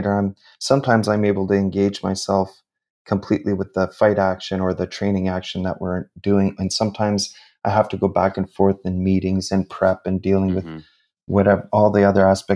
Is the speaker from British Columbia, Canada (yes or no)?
no; Sudbury, Ontario, Canada; I grew up in Northern Ontario, in Sudbury, in a mining town, about 4.5 hours north of Toronto.